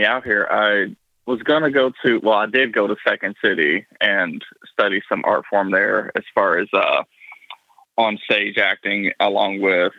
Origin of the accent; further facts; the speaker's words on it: Tennessee, United States; also born or lived in Los Angeles, California; now in Chicago, United States; Yeah, I know I don't sound like I'm from Chicago, nor do I sound like I'm from California, but I've lived most of my life in Tennessee.